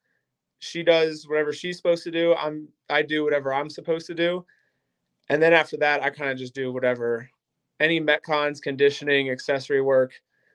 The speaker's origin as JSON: {"language": "English", "town": "Akron", "region": "Ohio", "country": "United States", "lives_now": "Stow, United States", "said": "I live in Stowe now. I'm originally from Akron"}